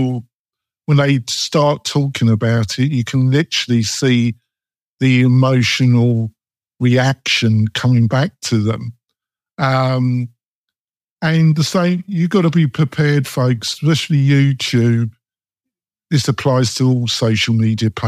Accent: England, United Kingdom; accent: English; my English accent

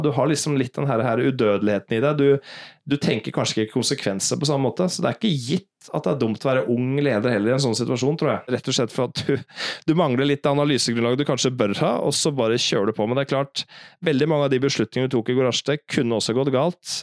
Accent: Norway; moved away as an adult; now in New York, United States; vi som nordmenn

